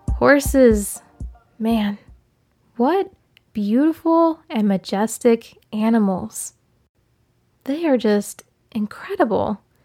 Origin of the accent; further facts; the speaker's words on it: Maryland, United States; growing up in Maryland